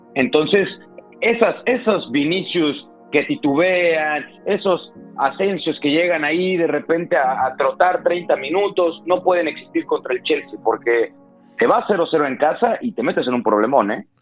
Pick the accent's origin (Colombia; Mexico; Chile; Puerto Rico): Mexico; nosotros como mexicanos